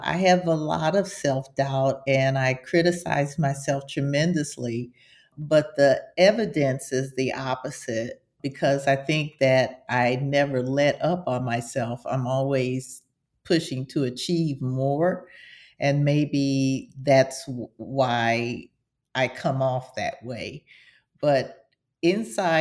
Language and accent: English; Houston, Texas, United States; I grew up in the South, in Texas, in Houston, Texas